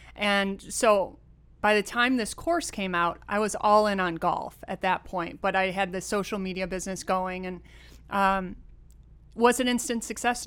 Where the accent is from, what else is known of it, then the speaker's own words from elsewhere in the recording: Rochester, New York, United States; moved away; also born or lived in California; born and raised in Rochester, New York